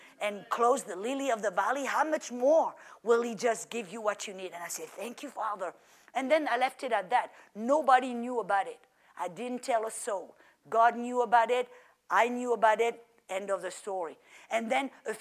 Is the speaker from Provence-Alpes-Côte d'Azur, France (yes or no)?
yes; French Riviera, Provence-Alpes-Côte d'Azur, France; moved away as an adult; also born or lived in Oklahoma; now in United States; I come from the French Riviera, like Florida, where it's warm